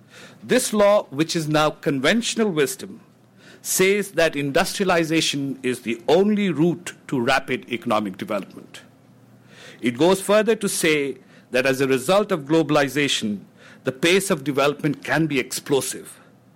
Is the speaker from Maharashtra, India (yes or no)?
no; Bihar, India; I'm not from Hyderabad. I'm from Bihar, which is the poorest state in India.